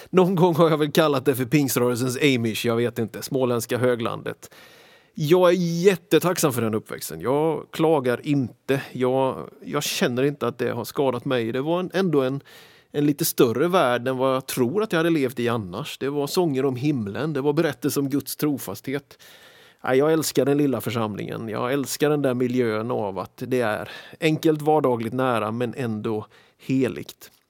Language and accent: Swedish; Philadelphia, Pennsylvania, United States; Alltså när jag växte upp så gick jag på jättemycket möten i det lilla kapellet, lilla församlingen som jag växte upp i Philadelphia.